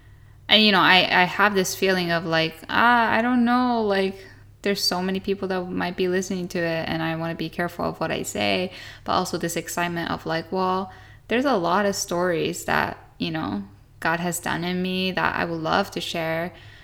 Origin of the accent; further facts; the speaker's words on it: Japan; also born or lived in Australia; I'm a Japanese American and I'm a third generation missionary in Japan. And I grew up in Japan my whole life